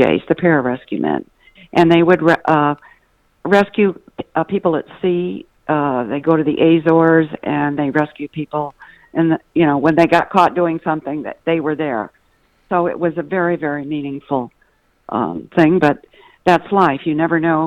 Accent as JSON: {"language": "English", "town": "St. Louis", "region": "Missouri", "country": "United States", "moved": "yes", "said": "I was from St. Louis"}